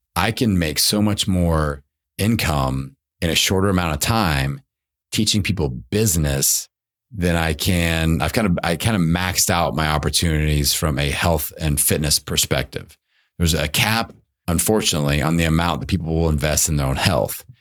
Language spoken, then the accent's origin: English; Indiana, United States; I grew up in Indiana playing basketball